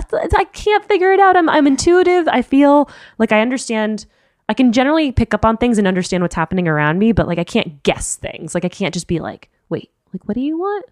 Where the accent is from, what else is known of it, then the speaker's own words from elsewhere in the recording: Miami, Florida, United States; also born or lived in Chicago / New York; now in San Francisco Bay Area, United States; I'm from Miami originally. I lived in Chicago, that's where I went to school